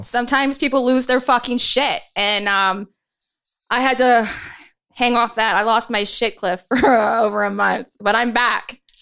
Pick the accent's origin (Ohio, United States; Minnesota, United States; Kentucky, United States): Ohio, United States; Dayton; moved away; my hometown in, in Dayton, Ohio